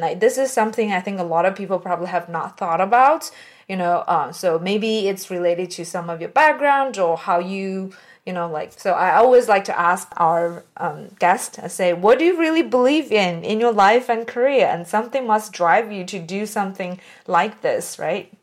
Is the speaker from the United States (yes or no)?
no; China; moved away; I came from China